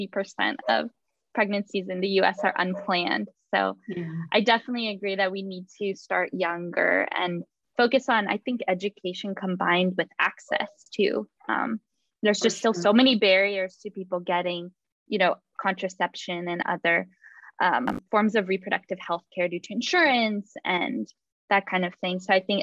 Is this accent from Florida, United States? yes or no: no; California, United States; I grew up in California, and we don't know how good we have it here.